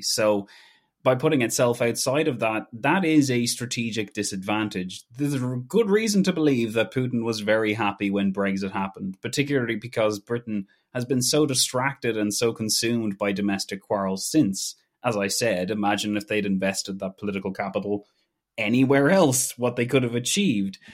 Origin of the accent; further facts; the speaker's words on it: Ireland; as an Irish person